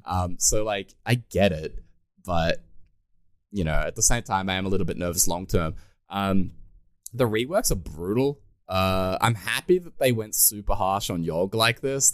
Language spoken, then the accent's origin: English; Australia; being an Australian